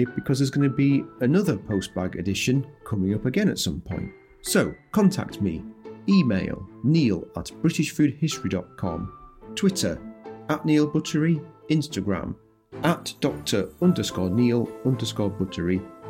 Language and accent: English; Yorkshire and the Humber, United Kingdom; moved away; nice to be speaking to another Yorkshire person. It doesn't happen to me very much these days, not being in Yorkshire anymore.